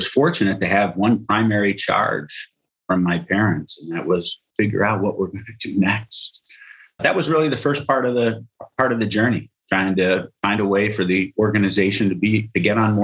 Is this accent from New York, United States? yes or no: no; Rockford, Illinois, United States; also born or lived in Cleveland; I was born and raised in Rockford, Illinois